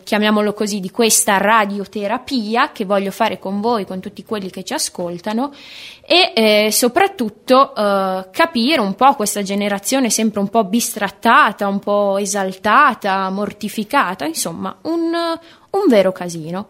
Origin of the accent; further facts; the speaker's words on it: Bologna, Emilia-Romagna, Italy; bolognese doc dell'Ariete, per la precisione bolognese quartiere Mazzini